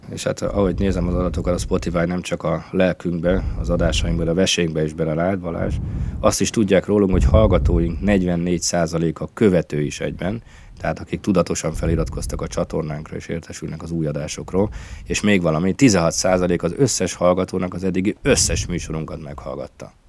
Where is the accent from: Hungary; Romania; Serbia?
Hungary; Siófok, Somogy; szülővárosomból, Siófokról kapcsolódok be a felvételbe